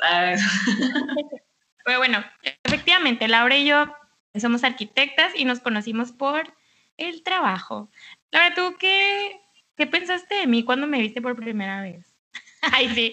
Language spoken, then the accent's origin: Spanish; Mexicali, Baja California, Mexico; mi tierra natal es la ciudad de Mexicali, Baja California